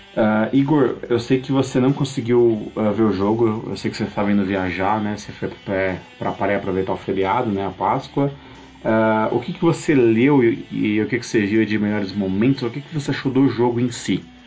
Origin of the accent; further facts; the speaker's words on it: Brazil; somos nós brasileiros